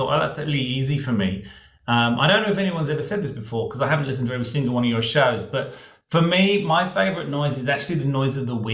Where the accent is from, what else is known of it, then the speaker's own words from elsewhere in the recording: UK / England, United Kingdom; moved away as an adult; now in Australia; you don't eat a lot of this in the UK, or you didn't when I was growing up